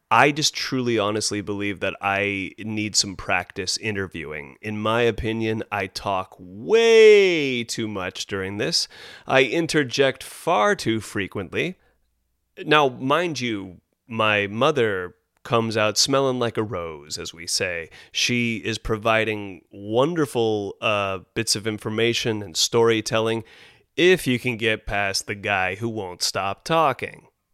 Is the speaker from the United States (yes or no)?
yes; Carmel Highlands, California, United States; born or raised there